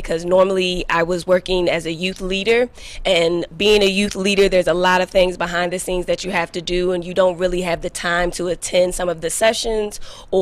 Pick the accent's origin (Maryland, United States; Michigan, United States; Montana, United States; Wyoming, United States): Maryland, United States; Oxon Hill; I'm actually from Oxon Hill, Maryland